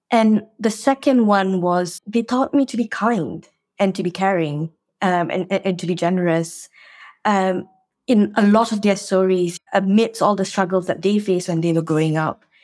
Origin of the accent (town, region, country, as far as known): Malaysia; born or raised there; moved away as an adult; now in United Kingdom